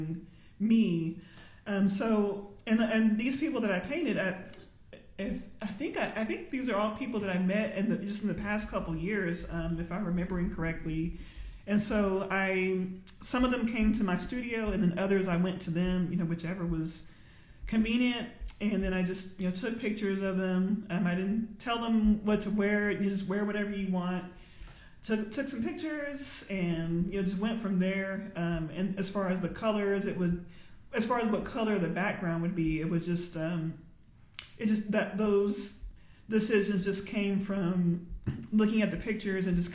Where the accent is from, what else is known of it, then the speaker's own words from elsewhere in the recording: Lubbock, Texas, United States; moved away; also born or lived in Austin; growing up in Lubbock, Texas